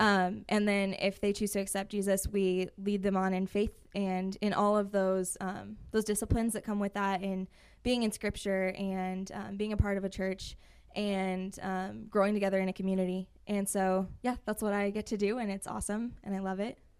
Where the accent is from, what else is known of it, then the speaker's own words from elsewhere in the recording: Rapid City, South Dakota, United States; also born or lived in Belle Fourche / Hill City; I grew up right here in Rapid City, uh, my entire life.